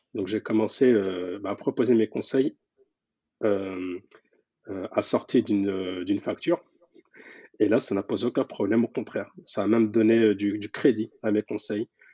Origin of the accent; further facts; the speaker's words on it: France; je suis donc né en France et grandi en France, mais avec de très très fortes attaches